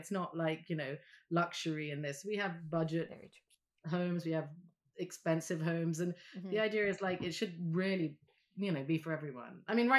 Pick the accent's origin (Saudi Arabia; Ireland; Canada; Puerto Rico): Saudi Arabia; also born or lived in Vanuatu; I grew up in Saudi Arabia, but we moved to the South Pacific and lived in an island called Vanuatu.